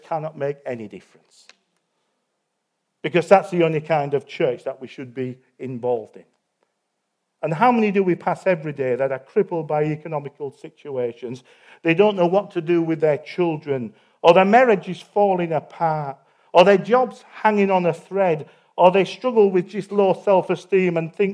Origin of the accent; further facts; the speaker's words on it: Yorkshire and the Humber, United Kingdom; I'm a Yorkshireman